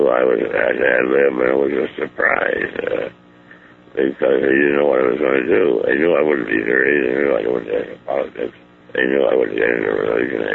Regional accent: Ohio, United States; moved away as an adult; also born or lived in Chicago; I was born in Ohio

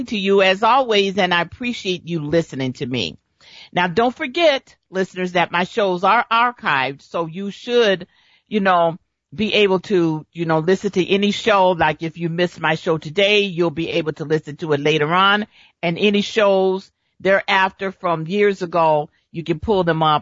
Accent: Chicago, Illinois, United States; moved away; when I was growing up in Chicago

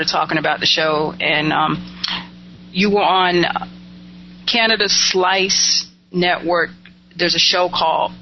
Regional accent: Winston-Salem, North Carolina, United States; I'm from Winston-Salem, North Carolina

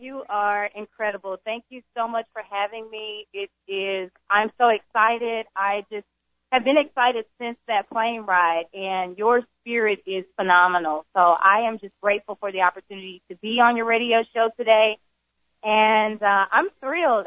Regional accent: Jackson, Mississippi, United States; I was born in Jackson, Mississippi.

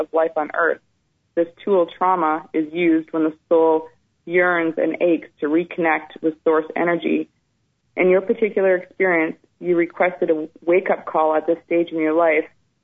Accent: Ontario, Canada; also born or lived in British Columbia; when I was a young child, we moved from British Columbia to Ontario

